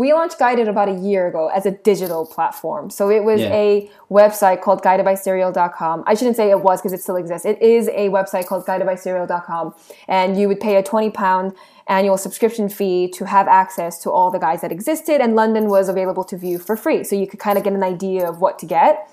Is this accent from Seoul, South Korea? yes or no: yes; Seoul, South Korea; moved away; I am Korean. I was born in Seoul. My family is still there.